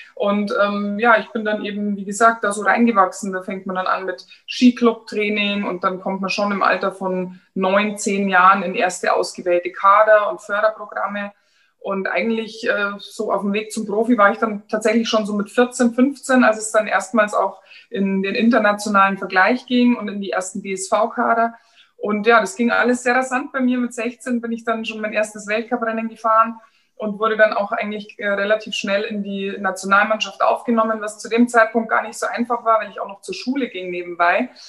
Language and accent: German; Germany; bei uns in Deutschland